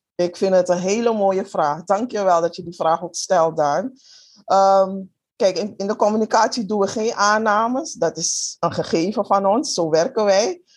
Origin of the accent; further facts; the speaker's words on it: Suriname; moved away; also born or lived in Netherlands; Ik ben in Suriname geboren